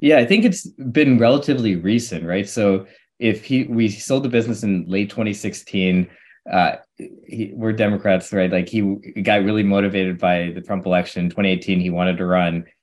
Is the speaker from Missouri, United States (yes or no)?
yes; St. Louis, Missouri, United States; I'm born and raised in Saint Louis, Missouri.